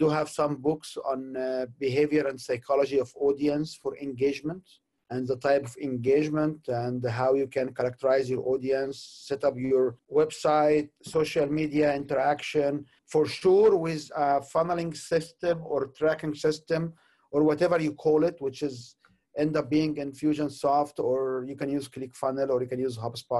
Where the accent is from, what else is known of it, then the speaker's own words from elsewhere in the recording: Egypt; moved away as an adult; also born or lived in Canada; I'm originally from Egypt. I have been in Canada for about 23 years